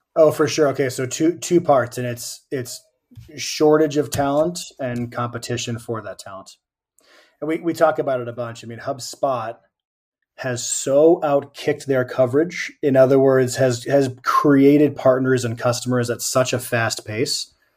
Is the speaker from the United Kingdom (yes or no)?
no; Southern New Hampshire, United States; also born or lived in Boston, Massachusetts; now in Cleveland, United States; I grew up in Southern New Hampshire and lived, lived in Boston for a whole bunch of years.